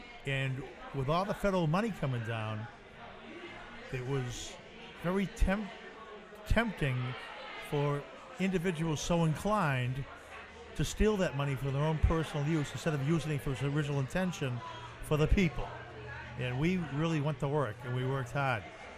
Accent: Boston, Massachusetts, United States; moved away as an adult; now in New Orleans, United States; I'm from Boston.

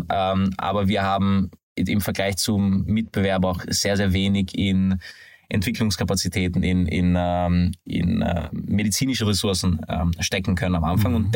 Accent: Hungary; Ich, wie man das vom Namen vielleicht äh, hört, bin aber ein gebürtiger Ungar

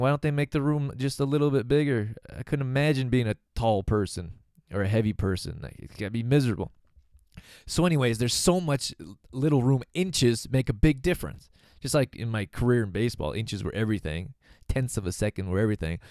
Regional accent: Calgary, Alberta, Canada; I'm from Calgary, Alberta, Canada

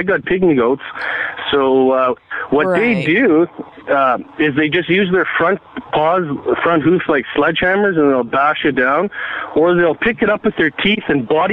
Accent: Canada; I'm from Canada. I live in the prairies.

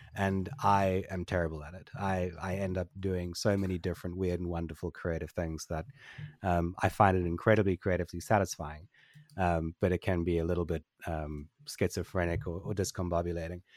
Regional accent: Port Elizabeth, Eastern Cape, South Africa; I grew up in Port Elizabeth in, in South Africa.

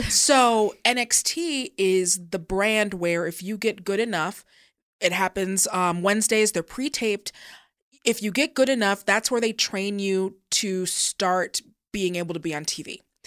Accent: Seattle, Washington, United States; I'm from Seattle

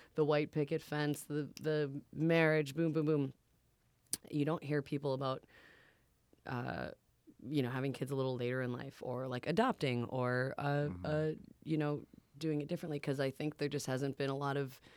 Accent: Boston, Massachusetts, United States; I'm from Boston. We were there last week. We were just hanging out with my family, doing that.

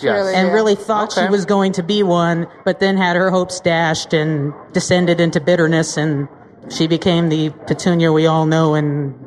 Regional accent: St. Louis, Missouri, United States

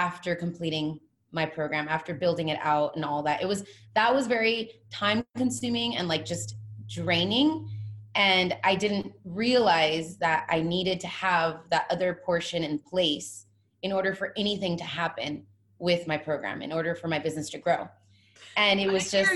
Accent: California, United States; moved away as an adult; now in Hawaii, United States; I'm originally from California

